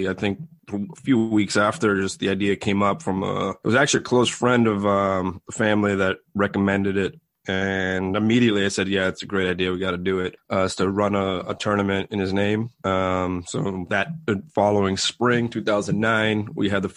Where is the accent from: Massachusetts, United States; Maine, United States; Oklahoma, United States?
Massachusetts, United States; Boston; also born or lived in Jamaica Plain / Roslindale / Dedham; I grew up in Boston.